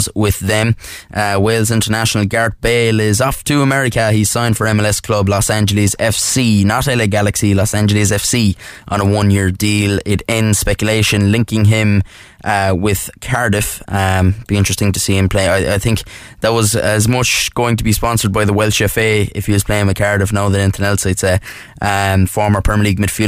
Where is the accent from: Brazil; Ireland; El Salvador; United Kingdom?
Ireland; Kerry, Munster; I'm from Kerry